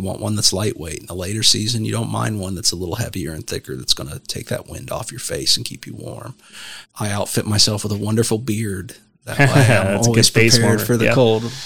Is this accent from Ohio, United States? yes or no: yes; Southeast Ohio, United States; where I grew up in the Southeast